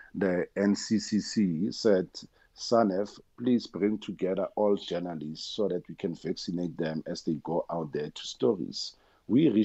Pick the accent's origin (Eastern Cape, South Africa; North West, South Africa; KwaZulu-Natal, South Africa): North West, South Africa; Koster; first language Tswana; English is a second language; I'm Tswana speaking, and I was born in Koster in the Northwest, and that's where I was born and bred and raised.